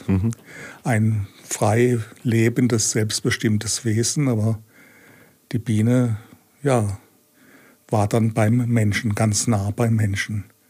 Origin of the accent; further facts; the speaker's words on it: Langen, Hesse, Germany; moved away as an adult; also born or lived in Seeheim-Jugenheim / Berlin; ich bin ja in Langen aufgewachsen, also das ist 15 äh, Kilometer von Frankfurt entfernt